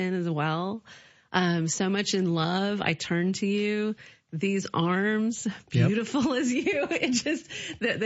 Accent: Atlanta, Georgia, United States; moved away; also born or lived in New York City / California; I was born in Atlanta, Georgia

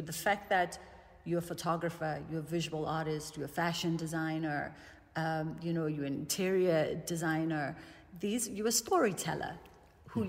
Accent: South Africa; as a South African

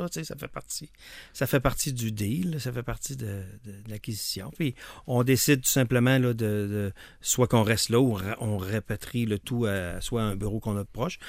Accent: Lévis, Quebec, Canada; je viens de Lévis

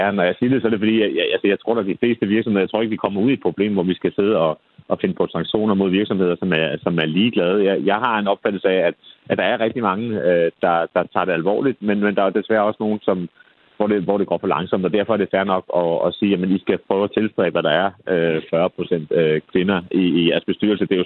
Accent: Copenhagen, Capital Region of Denmark, Denmark; sidste kommunalvalg, i hvert fald hvor jeg kommer fra i København

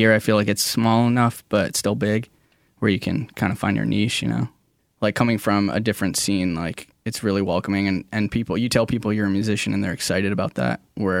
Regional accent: New Jersey, United States; now in Seattle, United States; I love Seattle

